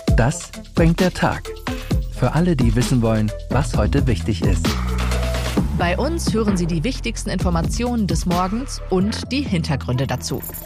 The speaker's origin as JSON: {"language": "German", "town": "Oberhausen", "region": "North Rhine-Westphalia", "country": "Germany", "moved": "yes", "lives_now": "Lower Rhine, Germany", "said": "ich komme ursprünglich aus dem Ruhrgebiet, aus äh, Oberhausen. Bin dann an den Niederrhein gezogen mit meiner Familie."}